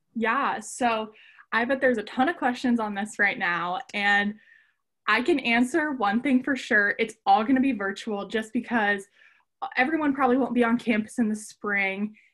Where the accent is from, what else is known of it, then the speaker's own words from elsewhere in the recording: Columbus, Ohio, United States; I'm from Columbus, Ohio